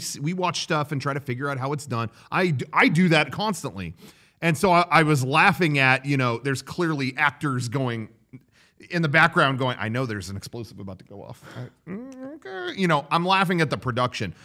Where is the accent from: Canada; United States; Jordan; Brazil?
United States